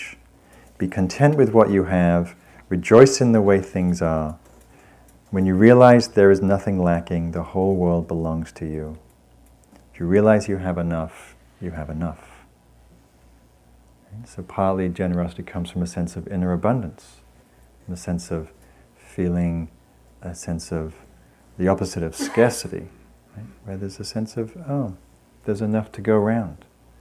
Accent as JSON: {"language": "English", "region": "England", "country": "United Kingdom", "moved": "yes", "said": "I come from England"}